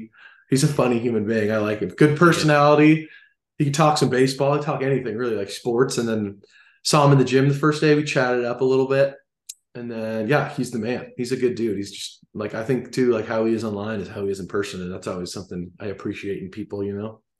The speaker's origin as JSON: {"language": "English", "town": "Los Angeles", "region": "California", "country": "United States", "tie": "born or raised there", "said": "playing for my hometown team"}